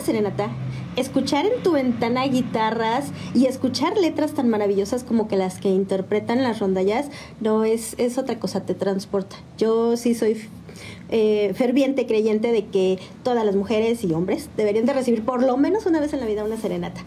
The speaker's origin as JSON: {"language": "Spanish", "town": "San Juan del Río", "region": "Querétaro", "country": "Mexico", "tie": "born or raised there", "also_born_or_lived": "Cuernavaca, Morelos / Aculco, State of Mexico", "said": "en ese año de segundo de primaria me trajeron para acá, para San Juan del Río"}